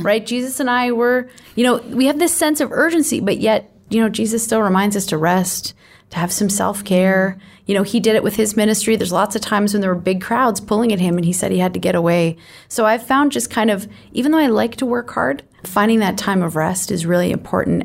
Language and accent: English; Canada; as Canadian Christians